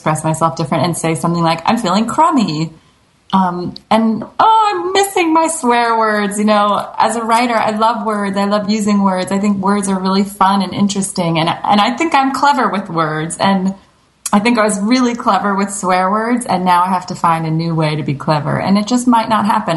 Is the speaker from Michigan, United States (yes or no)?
no; New Jersey, United States; I'm from New Jersey. My parents are both from New York